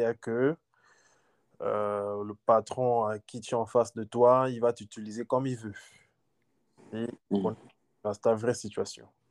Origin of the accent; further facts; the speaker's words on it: Gabon; moved away as an adult; also born or lived in Libreville; now in United States; Je suis gabonais.